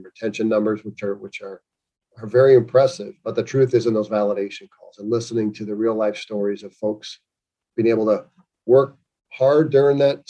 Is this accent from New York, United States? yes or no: no; Chicago, Illinois, United States; now in Virginia Beach, United States; growing up in Chicago